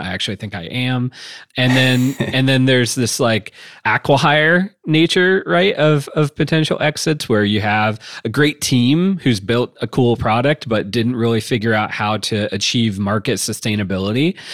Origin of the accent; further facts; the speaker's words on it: Wooster, Ohio, United States; also born or lived in Chicago / Bay Area / Boulder / Austin; it was in Northeast Ohio, is in Worcester, which is my hometown